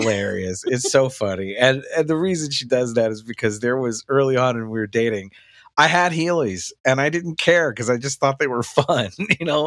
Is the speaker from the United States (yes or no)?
yes; the South, United States; growing up in the South